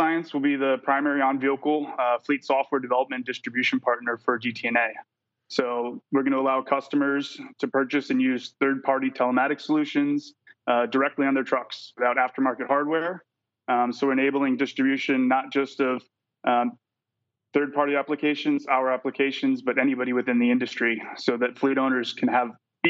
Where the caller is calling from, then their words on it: San Diego, California, United States; San Diego, California.